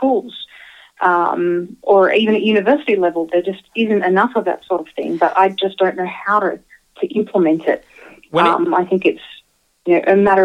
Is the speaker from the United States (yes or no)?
no; Australia; moved away; I grew up in Australia